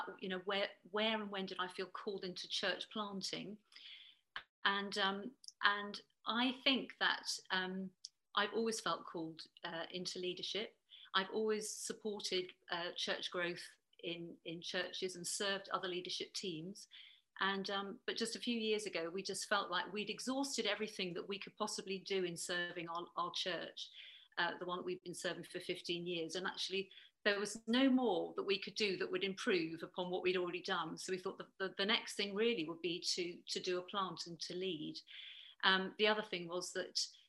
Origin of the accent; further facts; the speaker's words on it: Bristol, South West England, United Kingdom; I'm from Bristol